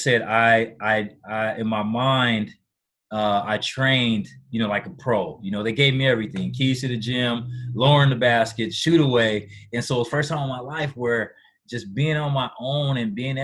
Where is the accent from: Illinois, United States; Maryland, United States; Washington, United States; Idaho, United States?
Washington, United States; back at home in Washington